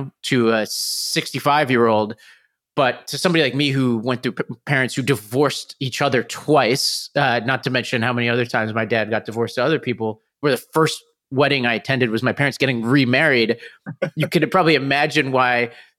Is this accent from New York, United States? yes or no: yes; New York City, New York, United States; moved away; I grew up in New York, and every time I see a relative, you know, I have to go back to Staten Island